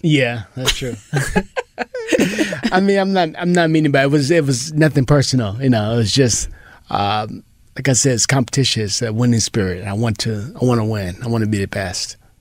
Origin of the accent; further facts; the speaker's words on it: Pomona, California, United States; I was Pomona